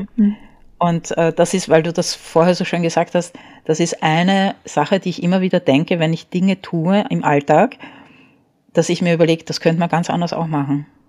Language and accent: German; Vienna, Austria; also born or lived in Paris, France; Und als ich vier war, hat meine Mutter beschlossen, sie geht nach Wien zurück